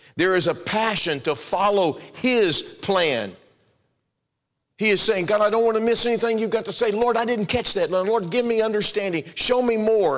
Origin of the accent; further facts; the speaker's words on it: Texas, United States; moved away as an adult; also born or lived in Florida / Arizona / Kansas City, Missouri / Indiana; I grew up in Texas. Lynn and I call Texas home now